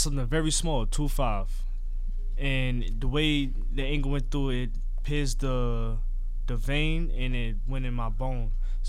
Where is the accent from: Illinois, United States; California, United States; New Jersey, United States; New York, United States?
New York, United States; New York City; I'm from the Bronx. I live uptown in the Bronx, where there's a lot of homicides, a lot of unsolved murders that go cold. And I hear gunshots every day, every night.